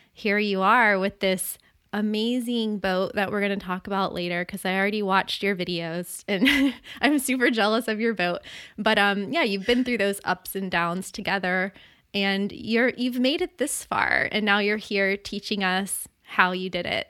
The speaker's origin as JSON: {"language": "English", "region": "Florida", "country": "United States", "tie": "born or raised there", "said": "growing up in Florida and surfing my whole life"}